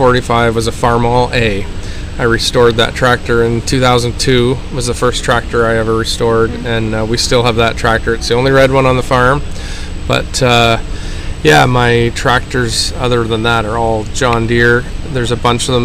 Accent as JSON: {"language": "English", "town": "Glencoe", "region": "Ontario", "country": "Canada", "said": "I'm from Glencoe, Ontario, Canada"}